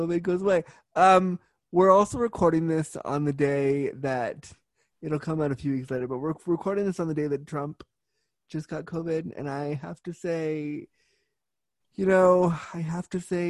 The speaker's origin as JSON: {"language": "English", "region": "California", "country": "United States", "tie": "born or raised there", "moved": "yes", "lives_now": "Toronto, Canada", "said": "I was born in Cali. I was born there"}